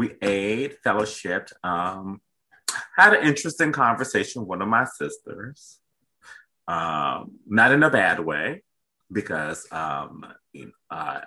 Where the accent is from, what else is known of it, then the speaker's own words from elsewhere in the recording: Midwest, United States; I'm from the Midwest